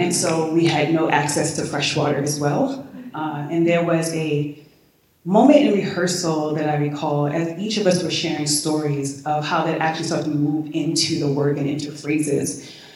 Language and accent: English; Baltimore, Maryland, United States; I'm from Baltimore